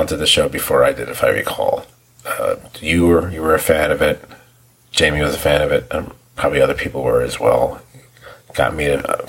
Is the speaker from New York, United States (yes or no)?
yes; New York, United States; for people from New York, like myself, I'm a New Yorker, as are most of my friends